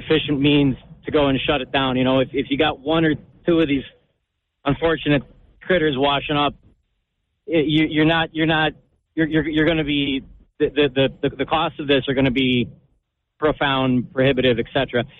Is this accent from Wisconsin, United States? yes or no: yes; Wisconsin, United States; I'm from Wisconsin. I'm a trucker passing through town.